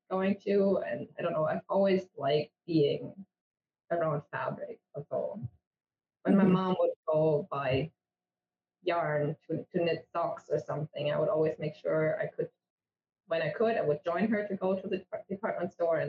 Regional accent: Germany; English is a second language; moved away as an adult; now in Canada; I grew up in Germany. You can probably hear from my accent that I'm not Native American. I live in Canada

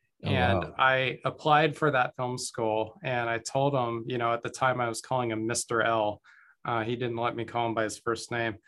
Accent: Guatemala; born there; I was born in Guatemala. Both of my parents were missionaries to Central America.

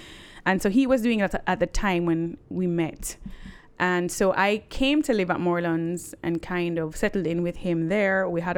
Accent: Jamaica; moved away as an adult; also born or lived in United States; I remember feeling I was different when I grew up in Jamaica.

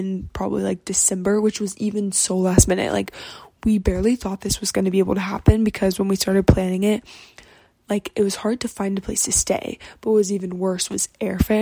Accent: Texas, United States; I'm Texan

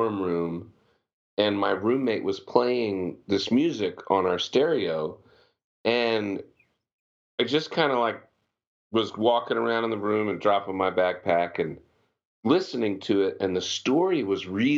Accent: Pennsylvania, United States; moved away as an adult; also born or lived in Virginia / Texas; I grew up in Pennsylvania

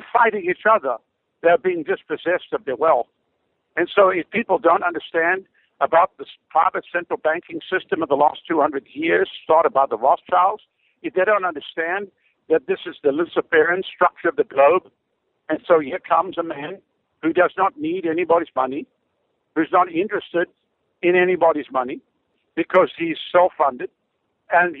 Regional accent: South Africa; moved away as an adult; now in Tampa Bay, United States; I come from Africa

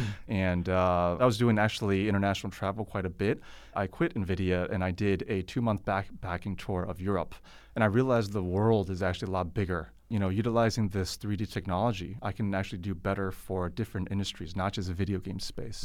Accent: Silicon Valley, California, United States; now in China; I come from Silicon Valley

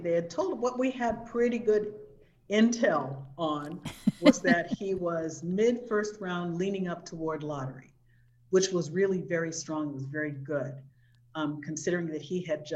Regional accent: Southern California, United States; we're from Southern California

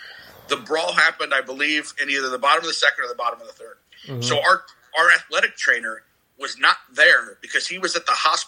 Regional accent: Chatham, Illinois, United States; moved away as an adult; also born or lived in Springfield, Illinois; now in Peoria, United States; I'm from Chatham, Illinois, and went to high school with Jason Worth, and now we're both in our 40s

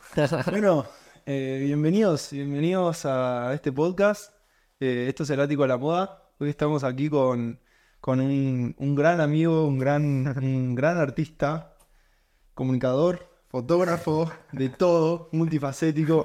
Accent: Argentina; moved away as an adult; now in Europe; Soy argentino, vengo de Latinoamérica

